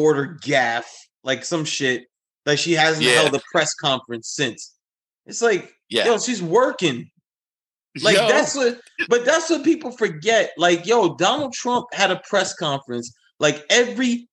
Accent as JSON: {"language": "English", "town": "New York City", "region": "New York", "country": "United States", "tie": "born or raised there", "said": "as a New Yorker, you kind of get trained, especially if you, like, you were a subway kid."}